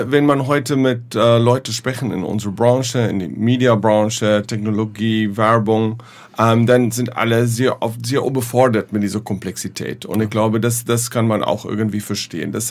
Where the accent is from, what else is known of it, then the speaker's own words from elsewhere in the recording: South Africa; German is a second language; ich hoffe, dass deine Hörer ähm, nicht mein Deutsch äh, zu übel nehmen. Äh, ich bin Südafrikanisch